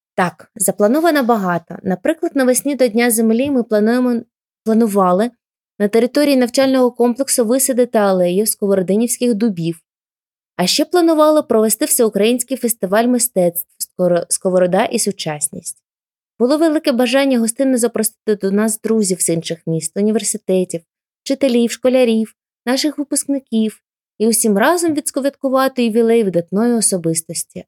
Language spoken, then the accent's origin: Ukrainian; Kharkiv, Kharkiv Oblast, Ukraine; моє рідне місто Харків. Харків моя мала батьківщина.